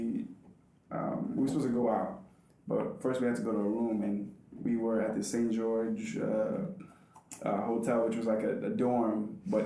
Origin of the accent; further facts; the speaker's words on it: Cape Verde; moved away; if you go to my home country, there's a lot of that.